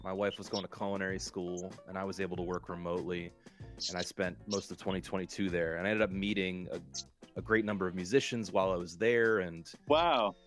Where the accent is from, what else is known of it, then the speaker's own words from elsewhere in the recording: Delaware, United States; moved away; also born or lived in California; even though I'm from Delaware